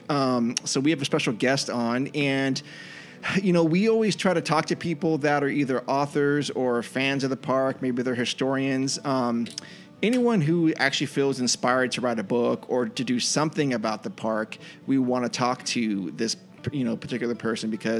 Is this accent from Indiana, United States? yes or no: no; Northern California, United States; I'm from Northern California.